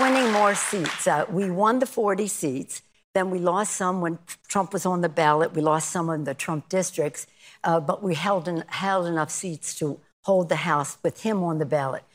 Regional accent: Maryland, United States; now in California, United States; I'm from Maryland originally. I've been in California a long time.

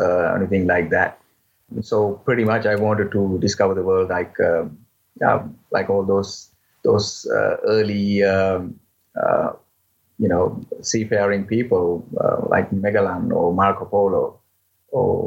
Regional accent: Sri Lanka; moved away as an adult; now in Switzerland; born in Sri Lanka and raised in Sri Lanka, but later on I moved to Switzerland. I've been living in Switzerland for now 16 years

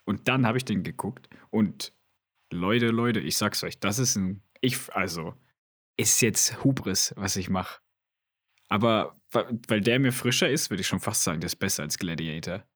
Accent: Switzerland; bei uns in der Schweiz

